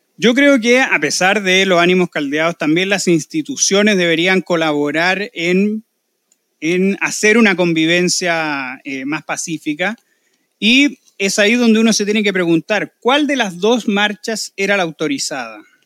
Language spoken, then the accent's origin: Spanish; Chile; nosotros los chilenos